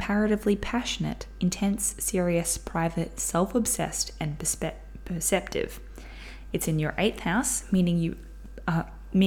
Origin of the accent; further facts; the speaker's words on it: Brisbane, Queensland, Australia; I was born in South Brisbane